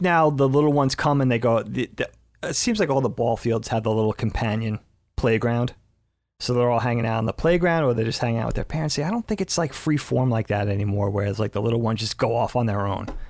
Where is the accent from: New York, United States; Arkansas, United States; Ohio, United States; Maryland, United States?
New York, United States; Medford; also born or lived in Brookhaven, New York; growing up in Medford where it was so much more congested